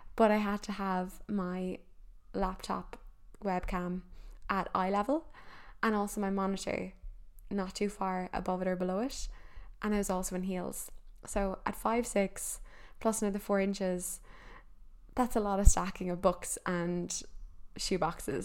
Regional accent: Ireland; as Irish people

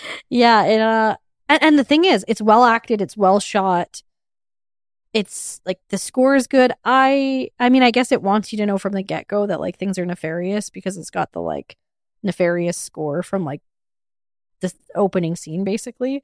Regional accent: Edmonton, Alberta, Canada; I'm from Edmonton

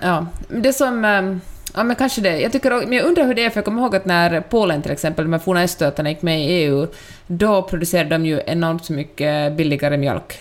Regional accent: Finland; accent: Finland-Swedish; now in Sweden; min finlandssvenska

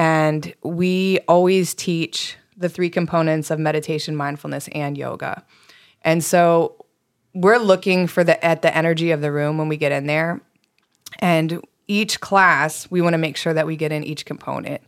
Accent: East Coast, United States; moved away; I grew up on the East Coast.

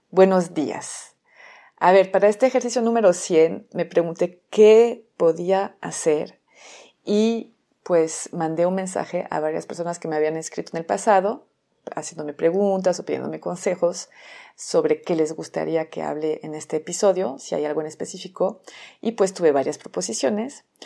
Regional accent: France; Spanish is a second language; moved away as an adult; now in Mexico; soy francesa, tengo 17 años viviendo en México, por eso seguramente escuchan un acento

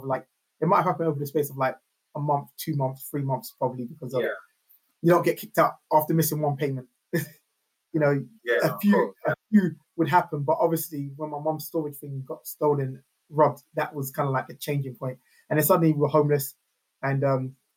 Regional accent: London, United Kingdom; also born or lived in Neasden / Kilburn / Kingsbury / Camden; I was born at Hammersmith Hospital. So I grew up around North West to West London

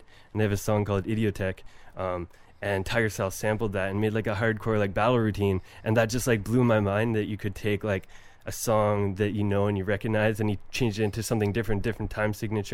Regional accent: Paisley, Ontario, Canada; I grew up in the country, basically in rural Ontario, in a place called Paisley

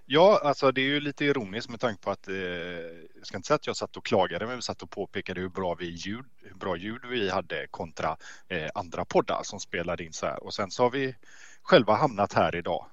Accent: Gothenburg, Västra Götaland, Sweden; Jag är en riktig göteborgare.

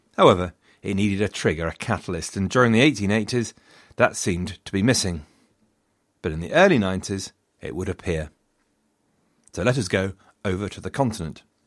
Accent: England, United Kingdom; I am also an Englishman

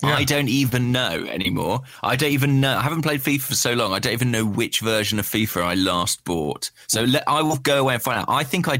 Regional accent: England, United Kingdom; as an Englishman

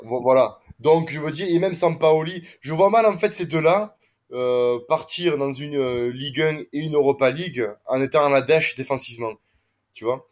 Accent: Marseille, Provence-Alpes-Côte d'Azur, France; je suis marseillais

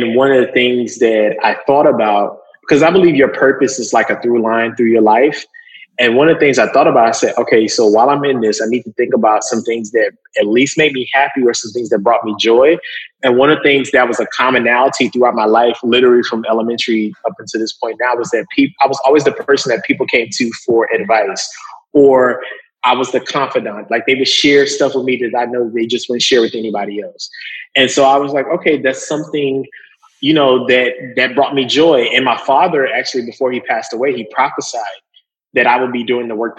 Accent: Lancaster, Texas, United States; now in Brooklyn, United States; I'm from Lancaster, Texas.

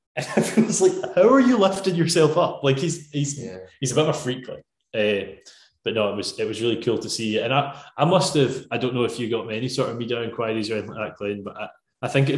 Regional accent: Scotland, United Kingdom; as a Scotsman

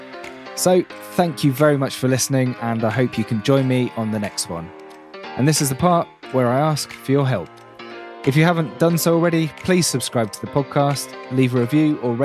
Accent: Reading, South East England, United Kingdom; I'm from the Reading area of the UK

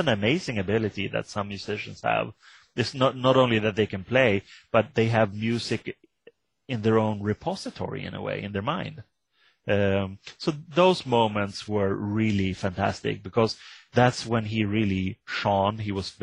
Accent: Sweden; I come from Sweden

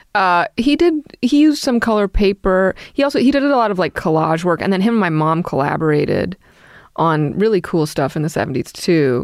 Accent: New York City, New York, United States; I grew up in Brooklyn

